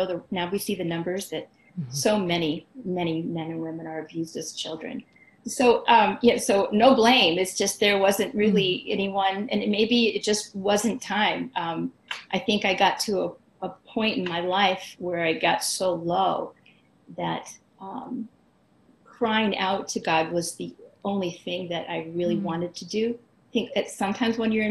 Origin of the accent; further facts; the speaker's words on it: St. Louis, Missouri, United States; moved away as an adult; also born or lived in Chicago; I'm from the St. Louis area.